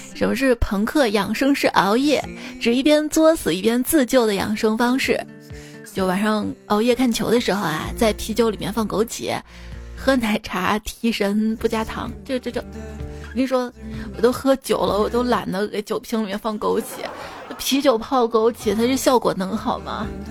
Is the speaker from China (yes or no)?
yes; China; 我们中国人